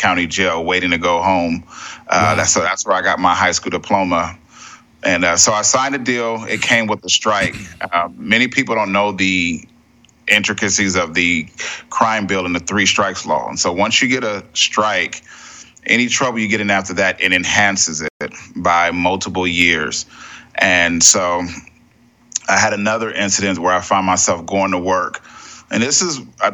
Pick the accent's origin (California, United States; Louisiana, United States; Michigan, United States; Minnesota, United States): California, United States; San Diego; I grew up in Southeast San Diego, around a lot of gangs